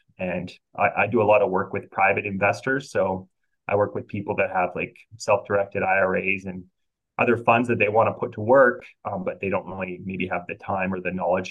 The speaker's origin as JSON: {"language": "English", "country": "Canada", "said": "because I'm Canadian, I actually work with quite a few Canadian investors"}